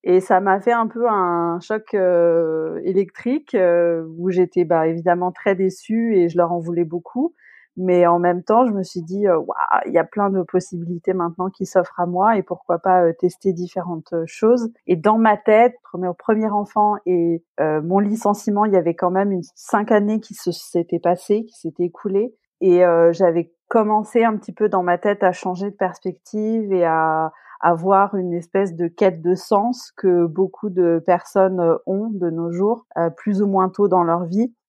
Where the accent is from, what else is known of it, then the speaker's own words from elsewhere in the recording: La Rochelle, Nouvelle-Aquitaine, France; moved away as an adult; also born or lived in England; now in Berlin, Germany; je suis originaire de La Rochelle, j'habite à Berlin depuis 14 ans maintenant